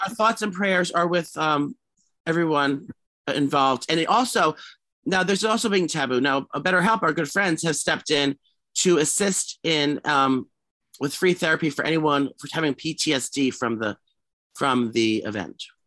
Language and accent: English; New York City, New York, United States; Gramercy is New York City, my hometown